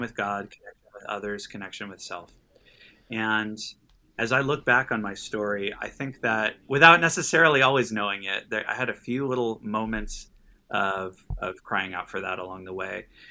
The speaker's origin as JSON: {"language": "English", "town": "Los Angeles", "region": "California", "country": "United States", "tie": "born or raised there", "said": "born and raised in Los Angeles and, uh, lived in Southern California my whole life."}